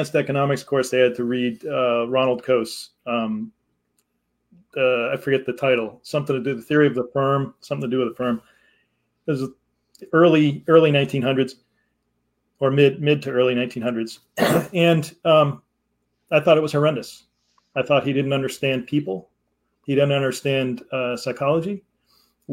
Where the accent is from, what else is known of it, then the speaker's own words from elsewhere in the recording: Connecticut, United States; now in Massachusetts, United States; I grew up in Connecticut, which is only 2 hours from Massachusetts